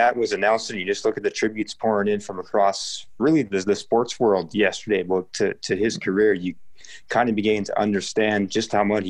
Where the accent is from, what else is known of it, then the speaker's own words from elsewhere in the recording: Canada; here in Canada, it's like you say, we grew up on Bob Cole and the CBC guys.